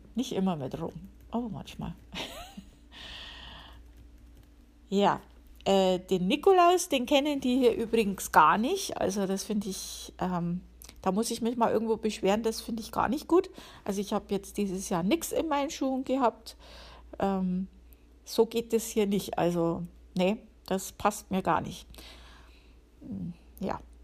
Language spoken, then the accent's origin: German; Upper Palatinate, Bavaria, Germany; now in United States; bei uns in der Oberpfalz